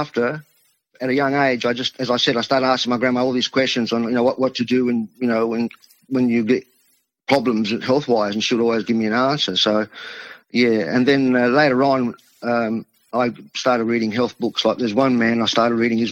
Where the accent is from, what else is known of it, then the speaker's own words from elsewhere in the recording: Adelaide, South Australia, Australia; first language Italian; English is a second language; So being in a local small Italian community here where I grew up in Adelaide